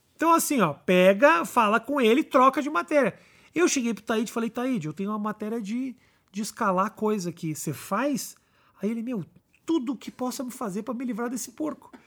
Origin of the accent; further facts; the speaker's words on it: Porto Alegre, Rio Grande do Sul, Brazil; also born or lived in United States / Israel; now in São Paulo, Brazil; Sou de Porto Alegre